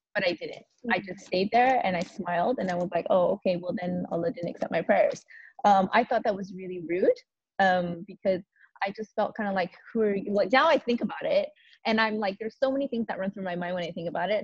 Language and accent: English; United States; moved away; I'm an American